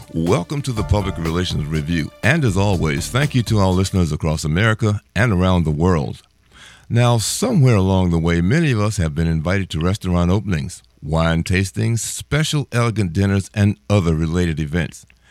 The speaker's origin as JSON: {"language": "English", "town": "Washington", "region": "District of Columbia", "country": "United States", "said": "I'm from Washington, D.C."}